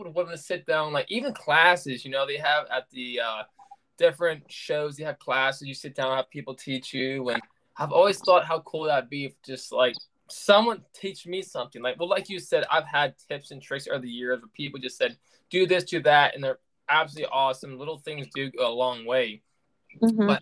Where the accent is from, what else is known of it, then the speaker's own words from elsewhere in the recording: Pennsylvania, United States; I'm like, Pennsylvania